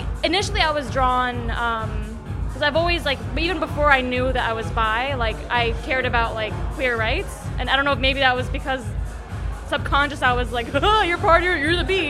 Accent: New York, United States; I'm Lebanese American and a New Yorker

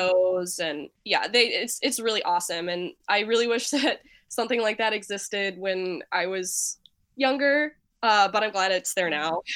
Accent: Nashville, Tennessee, United States; moved away as an adult; now in Cleveland, United States; right now, I'm based in Cleveland, but I am originally from Nashville, Tennessee

